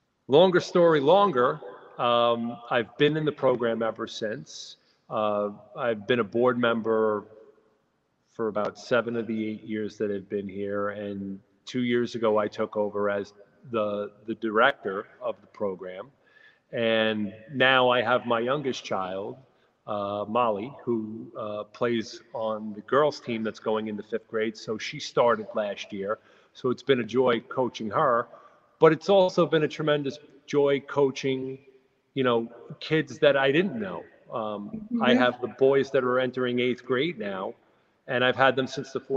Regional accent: Deer Park, New York, United States; moved away as an adult; now in East Meadow, United States; I grew up in Deer Park in Suffolk County, and it was a tight-knit community

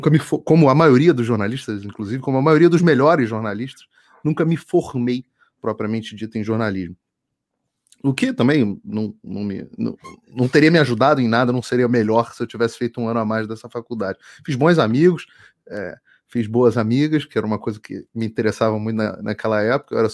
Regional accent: Rio de Janeiro, Brazil; Sou carioca.

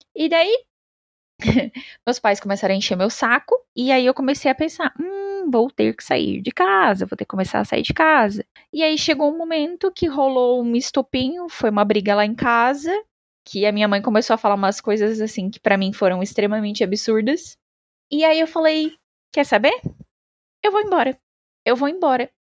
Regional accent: Santa Catarina, Brazil; moved away as an adult; now in São Paulo, Brazil; Eu sou de Santa Catarina, né? Sou do Sul

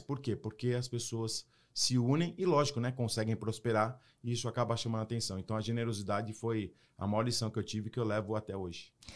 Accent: Brazil; moved away as an adult; also born or lived in United States; now in Florida, United States; eu moro hoje nos Estados Unidos e num condomínio que tem vários judeus, e eu sou brasileiro.

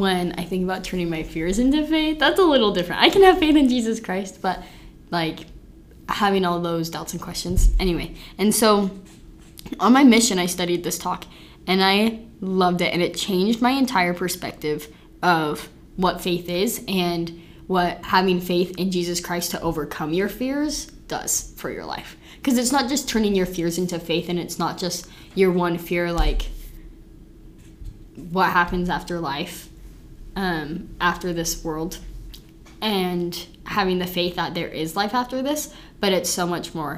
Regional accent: Tooele, Utah, United States; now in Utah County, United States; We're both from Tooele

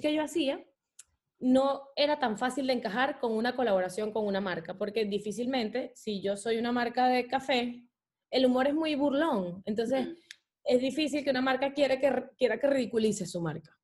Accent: Venezuela; moved away; Venezuela es mi país y me enorgullece demasiado, demasiado, demasiado ser venezolana

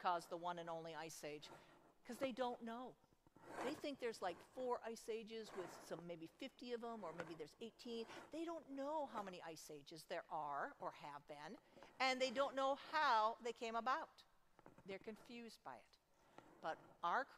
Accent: Minnesota, United States; I'm from Minnesota

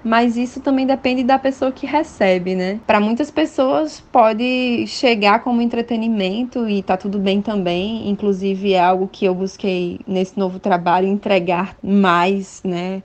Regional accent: Natal, Rio Grande do Norte, Brazil; eu sou de Natal, Rio Grande do Norte. Foi o lugar onde eu nasci

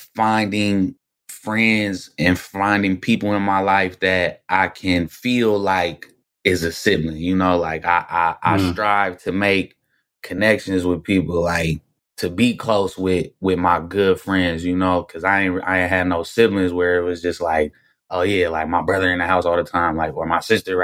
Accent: Berkeley, California, United States; also born or lived in Oakland, California; I was born Kaiser, Oakland. I grew up in Berkeley, which is, you know, neighboring city.

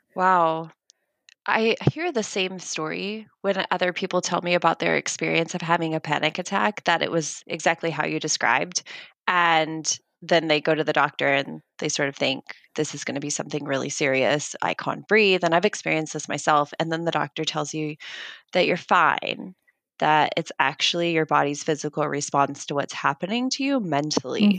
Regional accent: United States; I am American

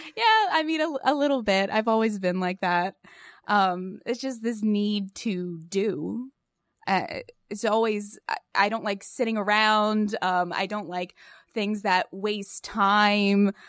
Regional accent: Pottstown, Pennsylvania, United States; I grew up in Pottstown, Pennsylvania, uh, tiny, small town, small, small town

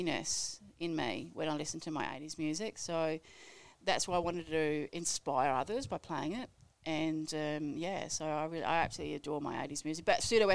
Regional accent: Melbourne, Victoria, Australia; I'm from Melbourne.

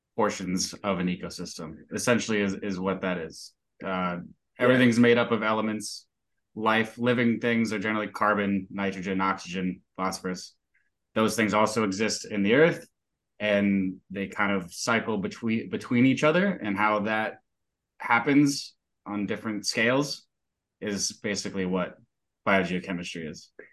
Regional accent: Daytona Beach, Florida, United States; I was born and raised in Daytona Beach, Florida. So I'm a Florida native.

